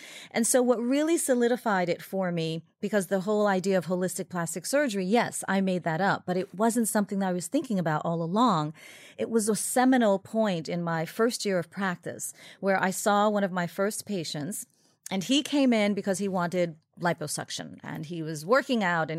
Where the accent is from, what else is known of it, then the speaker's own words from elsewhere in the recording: Haiti; born there; So I was born in Haiti.